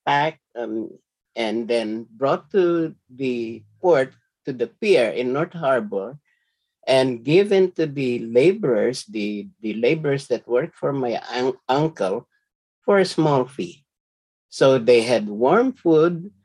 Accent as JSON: {"language": "English", "town": "Manila", "region": "Metro Manila", "country": "Philippines", "tie": "born or raised there", "moved": "yes", "said": "I grew up in a working class neighborhood. Okay, the neighborhood I grew up in is called Binondo"}